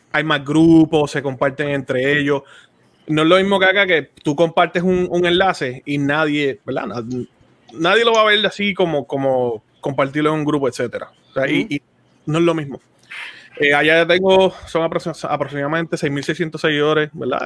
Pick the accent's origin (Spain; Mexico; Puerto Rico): Puerto Rico; now in Florida, United States; yo ahora mismo vivo en el estado de Florida, soy de Puerto Rico.